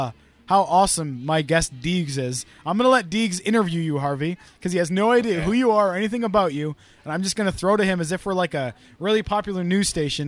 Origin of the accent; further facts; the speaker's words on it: United Kingdom; now in Canada; I'm not Canadian. I'm British